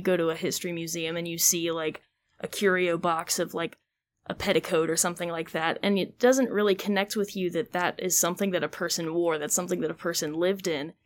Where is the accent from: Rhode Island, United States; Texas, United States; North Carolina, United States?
North Carolina, United States; Greensboro; also born or lived in Georgia; I'm originally born and raised Greensboro